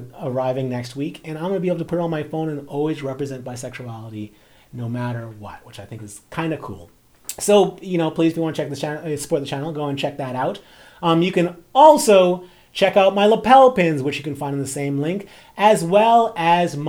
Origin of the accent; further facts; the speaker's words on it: Bahamas; as a person who grew up in a black community, like, I'm from the Bahamas